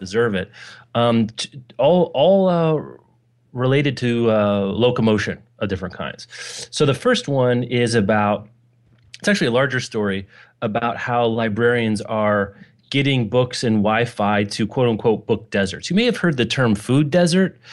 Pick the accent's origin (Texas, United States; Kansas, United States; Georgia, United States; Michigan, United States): Kansas, United States; Lawrence; my hometown, the, the great, uh, Lawrence, Kansas